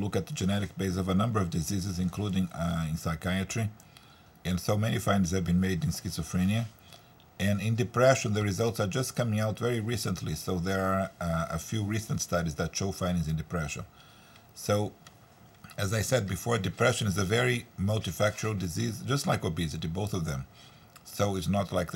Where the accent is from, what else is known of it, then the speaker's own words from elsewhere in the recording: Brazil; now in United States; I'm originally from Brazil